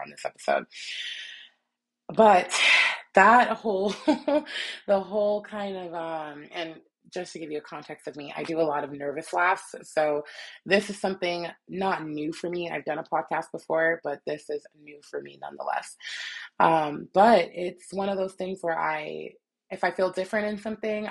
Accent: New Jersey, United States; moved away; also born or lived in New York City, New York / Utah; to come from an area like New York City, born and raised, born and then partially raised, and then I was raised mostly in Jersey

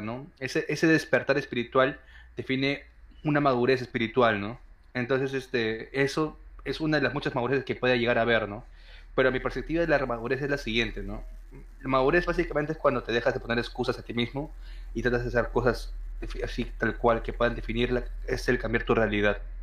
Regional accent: Peru; nací en Perú

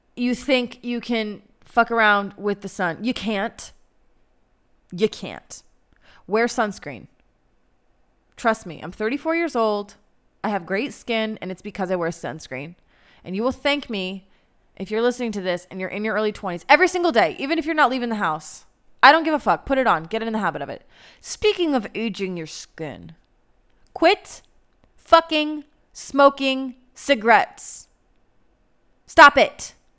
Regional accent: United States; now in Israel

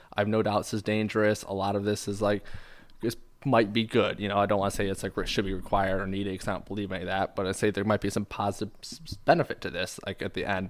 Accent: Michigan, United States; we're both from Michigan

